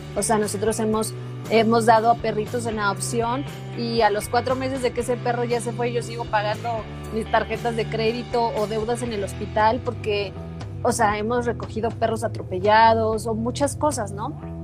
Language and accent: Spanish; Veracruz, Mexico; soy, jarocha, entonces se me sale